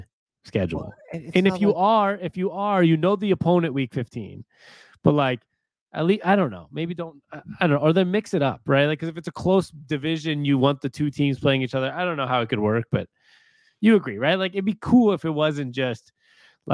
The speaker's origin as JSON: {"language": "English", "town": "Seattle", "region": "Washington", "country": "United States", "said": "we're from Seattle"}